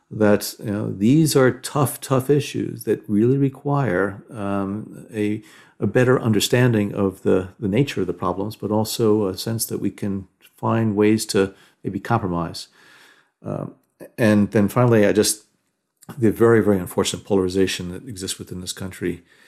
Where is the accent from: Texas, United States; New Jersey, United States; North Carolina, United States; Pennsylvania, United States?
New Jersey, United States; moved away; I'm originally from Jersey